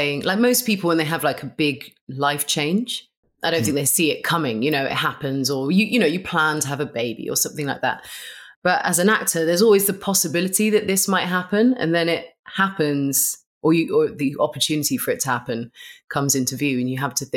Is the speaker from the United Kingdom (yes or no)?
yes; London, United Kingdom; I grew up in London